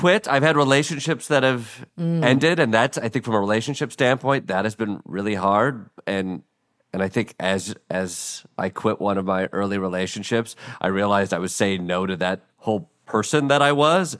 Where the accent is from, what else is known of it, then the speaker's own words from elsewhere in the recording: Midwest, United States; as a Midwesterner who is told you go to school to go to your next school so you can get a job